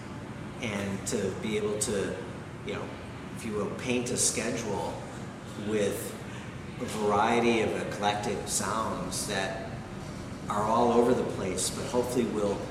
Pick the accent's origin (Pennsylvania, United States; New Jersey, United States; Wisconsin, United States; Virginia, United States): Wisconsin, United States; moved away as an adult; now in New York, United States; I was a kid from Wisconsin that had $13,000 in a bank account.